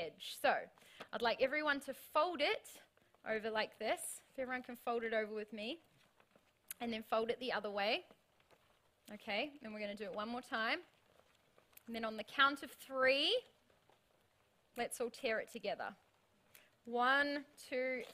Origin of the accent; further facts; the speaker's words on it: New Zealand; now in Australia; as a Kiwi